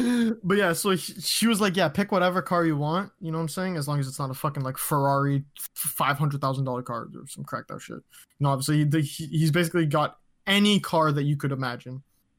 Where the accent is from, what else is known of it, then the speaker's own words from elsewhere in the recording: Ontario, Canada; I'm from Ontario.